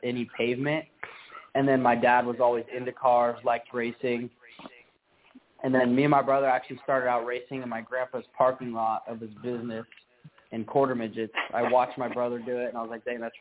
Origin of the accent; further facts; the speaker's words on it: Las Vegas, Nevada, United States; my hometown of Vegas